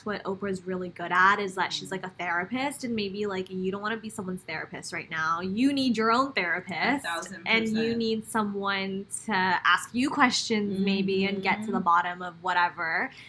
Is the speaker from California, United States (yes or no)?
yes; California, United States; I'm from California, exactly. Born and raised.